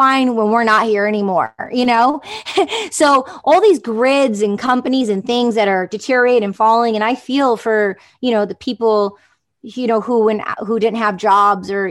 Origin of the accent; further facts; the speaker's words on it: Detroit, Michigan, United States; I grew up in Detroit, the suburbs